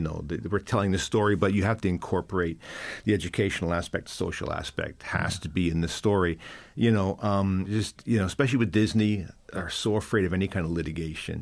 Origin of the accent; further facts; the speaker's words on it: Canada; now in Ireland; growing up as a Canadian, a Canadian kid in that time we were inundated with American culture